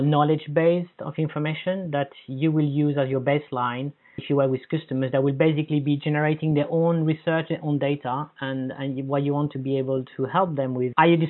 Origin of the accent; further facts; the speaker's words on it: Paris, Île-de-France, France; moved away; I come from Paris